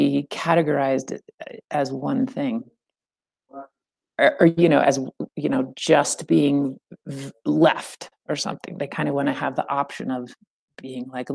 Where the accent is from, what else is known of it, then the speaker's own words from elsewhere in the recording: central California, United States; I grew up in California, kind of central